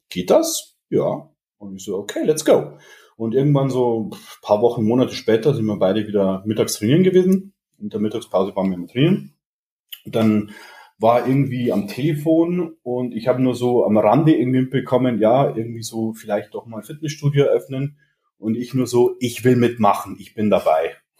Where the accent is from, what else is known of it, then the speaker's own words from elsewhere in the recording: Regensburg, Bavaria, Germany; ich komme aus Regensburg, bin 32 Jahre alt